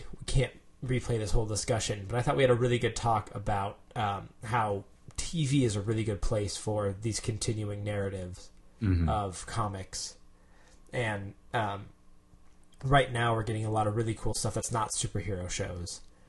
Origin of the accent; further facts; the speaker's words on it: United States; I'm from America, guys.